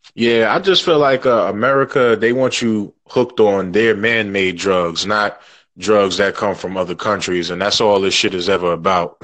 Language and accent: English; New York City, New York, United States; I grew up right around the corner from Springfield Gardens